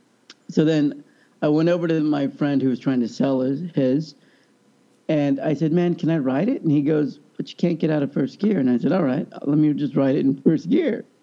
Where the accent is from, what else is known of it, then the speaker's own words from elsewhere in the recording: Kansas, United States; growing up in Kansas